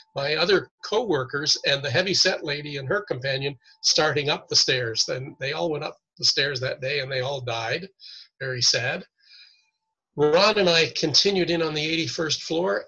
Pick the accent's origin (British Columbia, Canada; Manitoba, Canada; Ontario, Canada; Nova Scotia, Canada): Ontario, Canada; Toronto; moved away as an adult; also born or lived in New York City; I was born and raised in Toronto